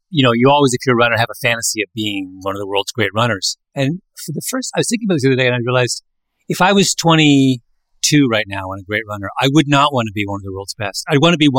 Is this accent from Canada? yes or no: yes; Canada; moved away; I was a little kid growing up in Canada